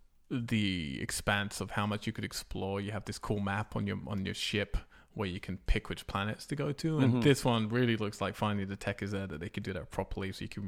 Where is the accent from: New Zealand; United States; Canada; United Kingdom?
United Kingdom; England; I am English. Don't drink tea, don't play FIFA, don't like rugby, don't like cricket.